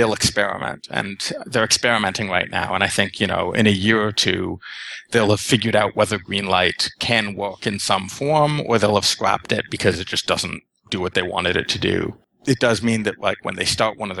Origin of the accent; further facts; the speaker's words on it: Canada; as a Canadian